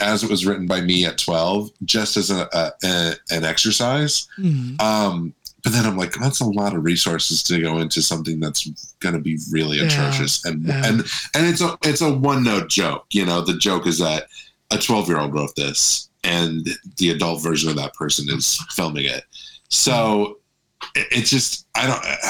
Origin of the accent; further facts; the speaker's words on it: Orlando, Florida, United States; also born or lived in Daytona Beach, Florida; now in Los Angeles, United States; grew up in Orlando, was there until I moved here.